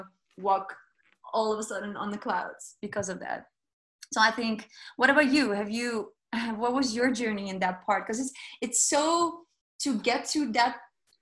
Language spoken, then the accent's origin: English; Amsterdam, North Holland, Netherlands; although I speak Dutch, you know, I was born here in Amsterdam